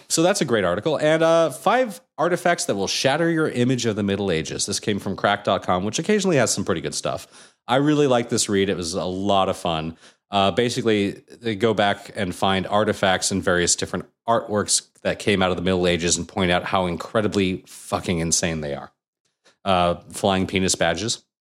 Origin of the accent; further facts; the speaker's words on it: Anaheim, California, United States; growing up in Anaheim and hanging out at Disneyland all the time